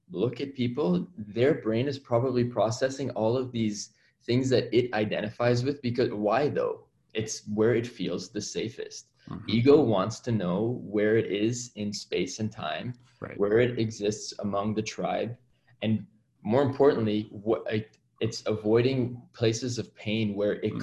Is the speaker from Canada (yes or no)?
yes; Toronto, Ontario, Canada; I hail from Toronto, Ontario, Canada. And I practice emergency medicine up here